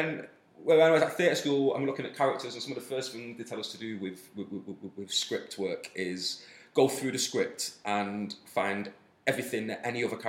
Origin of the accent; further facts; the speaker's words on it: Manchester, North West England, United Kingdom; I was raised in South Manchester, which happens to be a very forward-thinking city